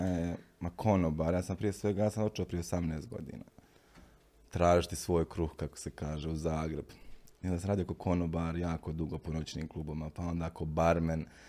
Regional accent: Bosnia & Herzegovina; moved away as an adult; now in Milan, Italy; ja govorim iz Bosne i Hercegovine

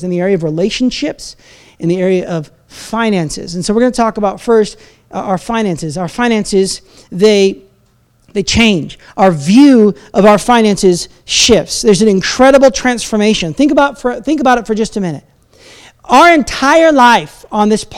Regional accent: United States; now in Canada; as an American

